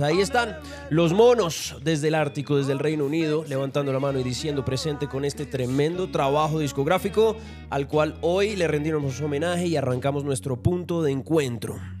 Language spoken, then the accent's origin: Spanish; Colombia; soy colombiano